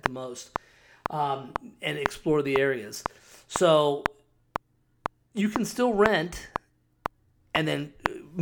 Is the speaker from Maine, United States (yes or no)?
no; Scottsdale, Arizona, United States; also born or lived in Cave Creek, Arizona; I live up in Cave Creek and grew up in Scottsdale